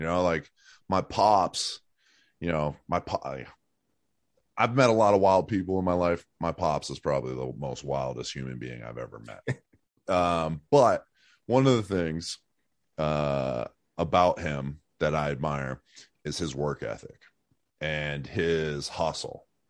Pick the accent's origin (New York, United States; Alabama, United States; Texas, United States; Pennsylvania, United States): Pennsylvania, United States; Erie; moved away as an adult; I'm from Erie, Pennsylvania. Um, I grew up there till I was, like, eighteen